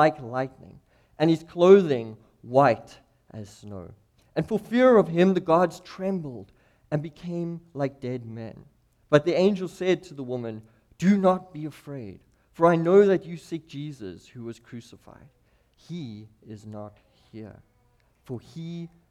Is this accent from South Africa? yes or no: yes; Clarens, Free State, South Africa; moved away as an adult; also born or lived in Cape Town, South Africa; now in Missoula, United States; I grew up in South Africa. We lived in the kind of central part of South Africa on the border of a nation called Lesotho